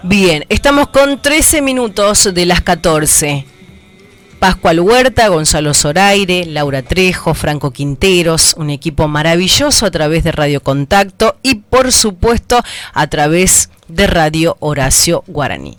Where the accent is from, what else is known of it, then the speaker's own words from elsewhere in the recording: Tucumán, Argentina; nosotros como tucumanos